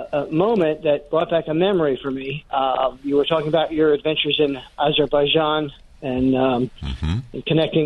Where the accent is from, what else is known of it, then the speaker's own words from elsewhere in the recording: West Chester, Pennsylvania, United States; now in New Jersey, United States; I'm in my 60s. I grew up in Westchester, Pennsylvania.